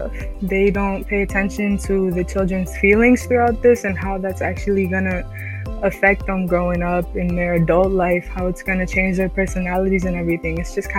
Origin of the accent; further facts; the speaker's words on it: Philadelphia, Pennsylvania, United States; also born or lived in New Jersey / Puerto Rico (ancestry); I'm of Puerto Rican descent. I was born in New Jersey. But I was raised most of my life in Philadelphia, so this is kind of like my home